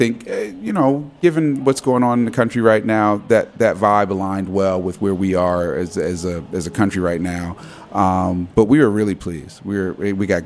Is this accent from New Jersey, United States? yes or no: yes; New Jersey, United States; now in Washington, D.C., United States; I grew up in New Jersey